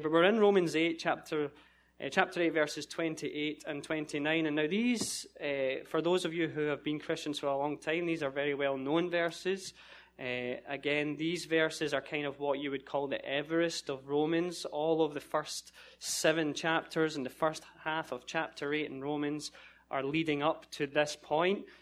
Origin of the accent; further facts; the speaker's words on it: Scotland, United Kingdom; moved away as an adult; I'm from Scotland